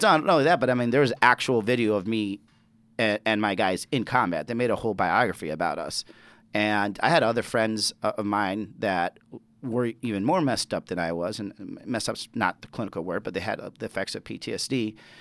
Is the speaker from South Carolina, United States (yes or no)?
no; Chicago, Illinois, United States; also born or lived in Mexico; now in Arizona, United States; I'm born and raised in Chicago